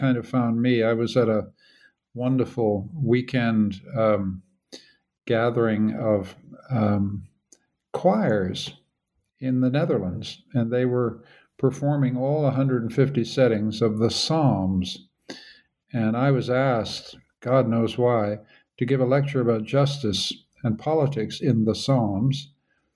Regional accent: Canada; now in Vienna, Austria; I'm a Canadian.

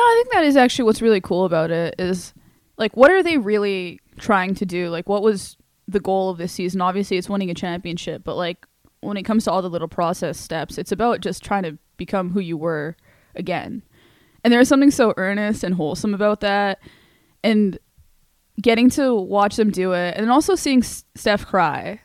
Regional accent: Canada; as a Canadian

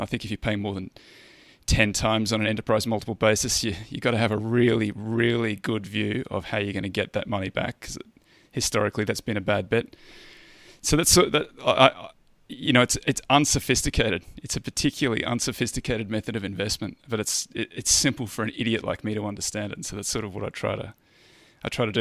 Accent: Australia; I'm a Australian

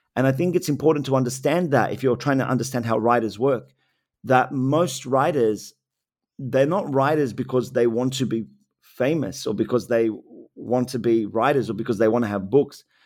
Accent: Sydney, New South Wales, Australia; Lakemba for me when I was growing up there

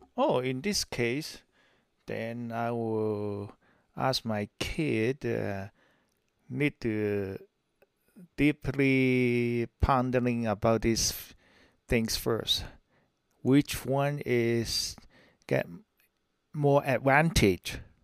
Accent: Hong Kong; moved away as an adult; I'm from Hong Kong. Before I immigrate to this country, I served in the British Army about ten year

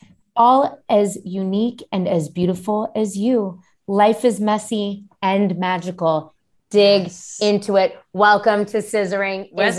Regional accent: Marin, San Francisco, California, United States; Born and raised in Marin in San Francisco.

